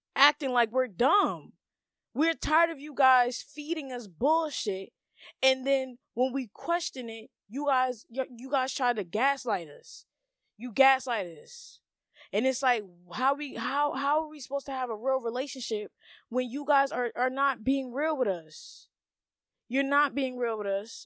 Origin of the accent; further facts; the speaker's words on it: United States; us Americans